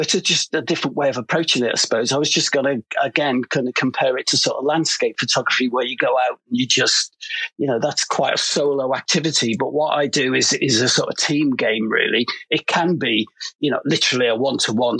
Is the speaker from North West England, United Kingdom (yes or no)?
yes; Liverpool, North West England, United Kingdom; moved away as an adult; now in London, United Kingdom; I come from Liverpool